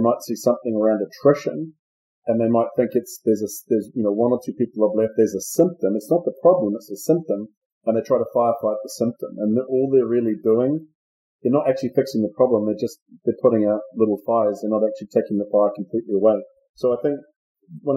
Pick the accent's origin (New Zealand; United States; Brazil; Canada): New Zealand; moved away as an adult; also born or lived in Australia; I'm from New Zealand, and I started with BMC, first of all, as a partner down in New Zealand